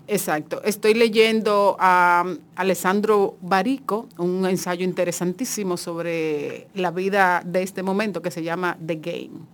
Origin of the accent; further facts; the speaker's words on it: Monte Plata, Dominican Republic; yo soy de Monteplata